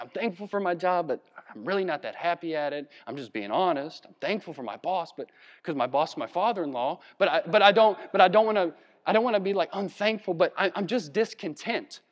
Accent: Virginia, United States; we're from Virginia

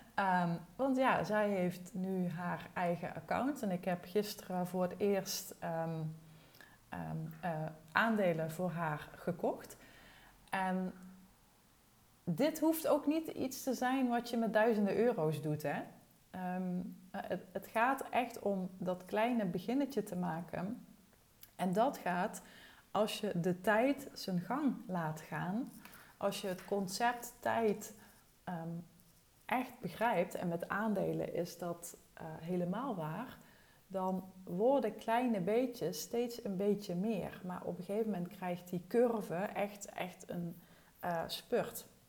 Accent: Wessem, Limburg, Netherlands; moved away as an adult; also born or lived in Arnhem; now in Thorn, Netherlands; ik kom uit Wessem en dat is het dorpje naast Torren, waar we nu dus allebei wonen

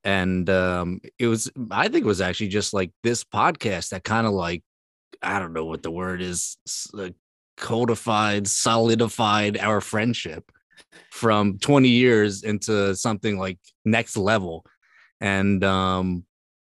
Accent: Philadelphia, Pennsylvania, United States; I am from Roxborough, which is a neighborhood in Philadelphia. And I currently live in Roxborough

